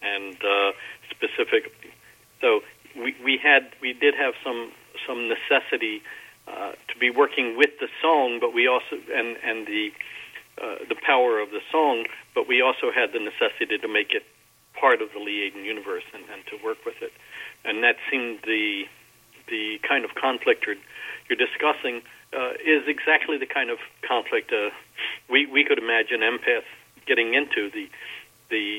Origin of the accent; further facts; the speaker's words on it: Baltimore, Maryland, United States; we grew up in Baltimore. I grew up in a kind of a strange situation, is that my parents moved out of a very bad section of Baltimore when I was fairly young